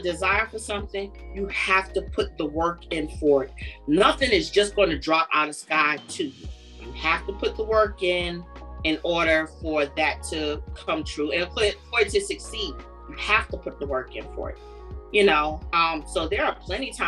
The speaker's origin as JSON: {"language": "English", "region": "New York", "country": "United States", "tie": "born or raised there", "said": "I grew up in New York"}